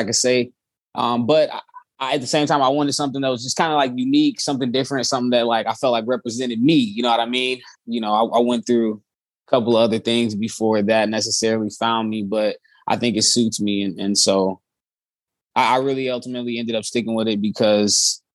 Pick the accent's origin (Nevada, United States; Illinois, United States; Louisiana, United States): Illinois, United States; Chicago; I'm from Chicago, Chicagoland area, born and raised, moved around a lot.